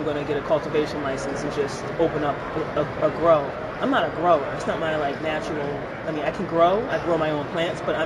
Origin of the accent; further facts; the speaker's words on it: Philadelphia, Pennsylvania, United States; moved away as an adult; also born or lived in Boston, Massachusetts; now in Massachusetts, United States; I'm originally from Philadelphia, so I grew up in South Philly.